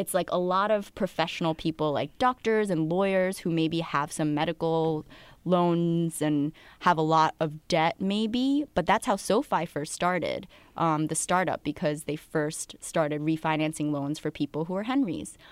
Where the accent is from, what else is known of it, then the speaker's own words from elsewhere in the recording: New Jersey, United States; moved away; also born or lived in Queens, New York / Connecticut; raised in Jersey about thirty minutes from the city